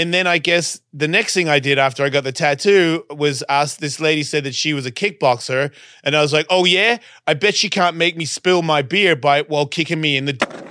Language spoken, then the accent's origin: English; Australia; accent: Australian; moved away; I'm Australian